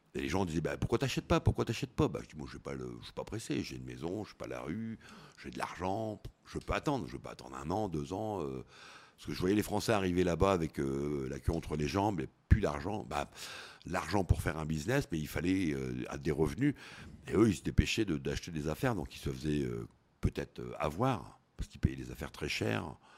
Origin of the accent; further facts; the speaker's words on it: northern France, France; moved away as an adult; also born or lived in Koh Samui, Thailand; Alors nous, on est du Nord. C'est vrai que du Nord de la France